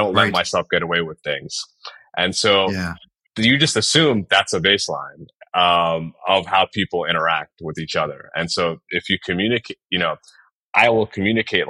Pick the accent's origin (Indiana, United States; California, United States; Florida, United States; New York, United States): New York, United States; moved away as an adult; now in Nashville, United States; I grew up in New York.